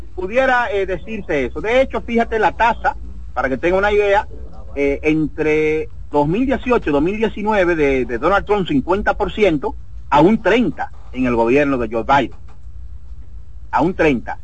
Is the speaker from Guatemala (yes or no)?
no; Dominican Republic; moved away; como inmigrante fuera de la República Dominicana